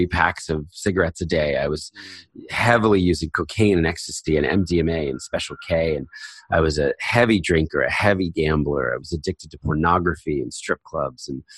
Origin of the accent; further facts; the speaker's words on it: United States; moved away as an adult; I was raised in a very conservative Christian home in Philadelphia, New Jersey